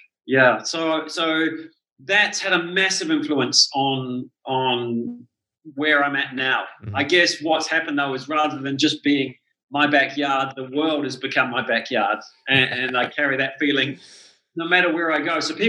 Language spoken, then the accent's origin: English; New Zealand; It was certainly, you're right, the things you said, it is a very beautiful country. The people are amazing there. It's a very small country